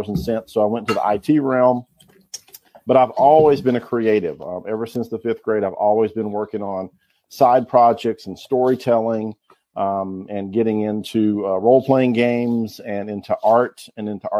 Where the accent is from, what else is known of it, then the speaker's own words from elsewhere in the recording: Alabama, United States; also born or lived in Florida / Texas; I am primarily from Alabama in the United States. Pretty much grew up there. I lived a little while in Florida, a little while in Texas